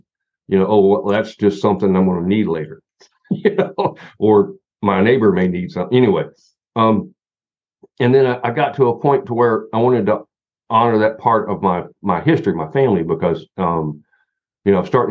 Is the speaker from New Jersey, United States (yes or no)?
no; Southern Appalachia, Western North Carolina, United States; I'm from Southern Appalachia. I'm from Western North Carolina